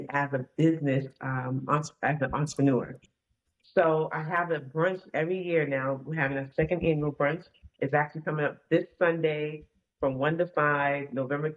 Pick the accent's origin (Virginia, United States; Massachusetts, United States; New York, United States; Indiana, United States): Massachusetts, United States; Boston; I'm from Boston, Massachusetts